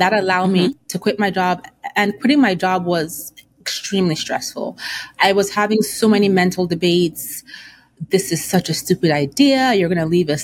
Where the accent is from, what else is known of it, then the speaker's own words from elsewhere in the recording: Nigeria; I come from an African household. I'm Nigerian